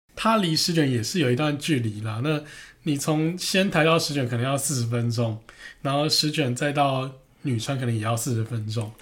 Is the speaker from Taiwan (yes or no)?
yes; Taiwan; accent: Taiwanese Mandarin; 我们是台湾人